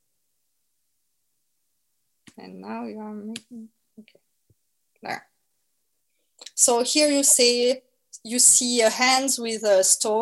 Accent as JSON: {"language": "English", "country": "France", "accent": "French", "second_language": "English", "said": "my French accent"}